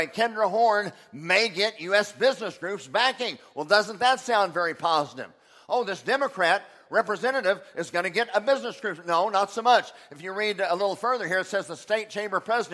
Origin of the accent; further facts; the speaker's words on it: Oklahoma, United States; I'm from Oklahoma